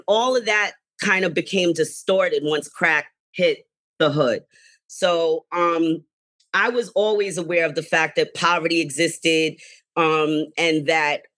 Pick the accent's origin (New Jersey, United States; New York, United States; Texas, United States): New York, United States; New York City; I grew up in Mariners Harbor, Staten Island